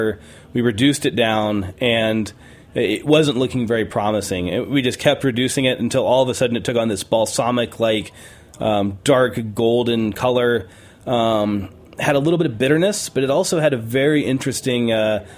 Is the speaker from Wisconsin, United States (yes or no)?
no; New Mexico, United States; now in Big Sur, United States; growing up in New Mexico